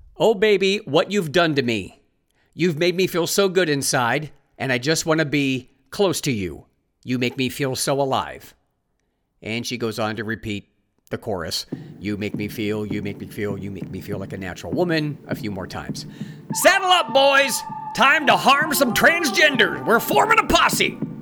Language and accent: English; Ohio, United States; moved away as an adult; also born or lived in California; having moved from my home state of Ohio to California. Lived there for twenty-four years, made new friends in California, and then moved back to Ohio